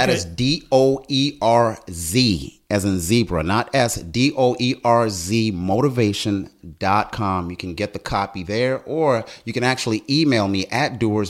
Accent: South Africa; also born or lived in Botswana; now in United States; You know, I was born in Botswana. Long story short, and you'll see this, it's all in the book. South African, came to America because of apartheid.

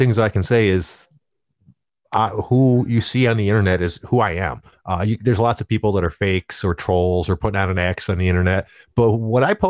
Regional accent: Detroit, Michigan, United States

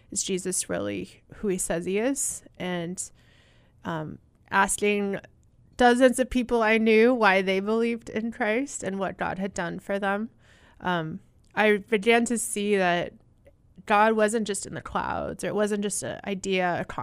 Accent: Southwest, United States; I grew up in the Southwest uh, in Utah, Colorado, and Arizona.

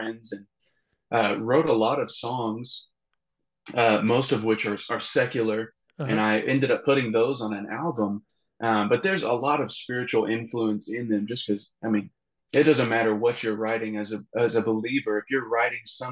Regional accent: Garland, Texas, United States; now in Lubbock, United States; I grew up in Garland, Texas, which is kind of around the Dallas area, and moved to the Lubbock area around 8 years ago in 2014

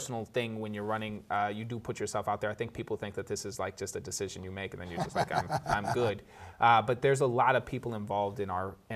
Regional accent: Boston, Massachusetts, United States; I grew up in Hyde Park

